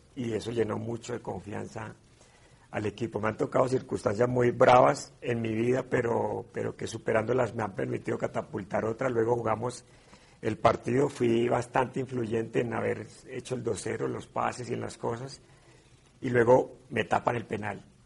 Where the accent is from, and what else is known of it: Colombia